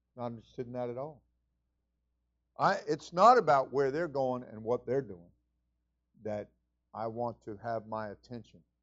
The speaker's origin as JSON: {"language": "English", "region": "New York", "country": "United States", "moved": "yes", "said": "I was from New York"}